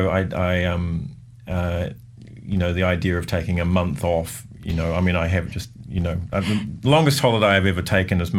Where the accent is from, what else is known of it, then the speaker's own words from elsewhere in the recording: Lower Hutt, Wellington, New Zealand; In fact, I, I think growing up in the Hutt somewhat inspired me that I saw Wellington as something that was a little more kind of um, happening.